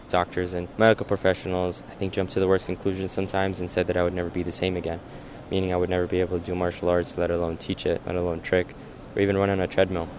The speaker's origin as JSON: {"language": "English", "region": "Northern Virginia", "country": "United States", "tie": "born or raised there", "also_born_or_lived": "Dubai / Alexandria / Falls Church / Annandale", "moved": "as an adult", "lives_now": "Los Angeles, United States", "said": "moved to D.C. when I was nine, and grew up there up until I was 22"}